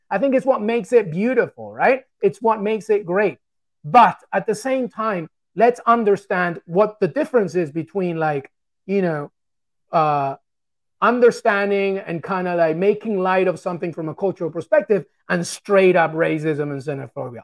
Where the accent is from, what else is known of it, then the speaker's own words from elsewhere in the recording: England, United Kingdom; also born or lived in Peru; growing up in England. I love England so much, it's a part of me